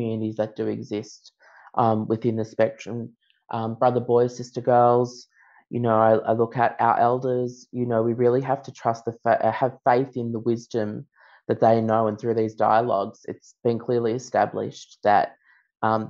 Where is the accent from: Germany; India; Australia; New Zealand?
Australia; Central Coast, New South Wales; I grew up on Darkinyung country, the central coast of New South Wales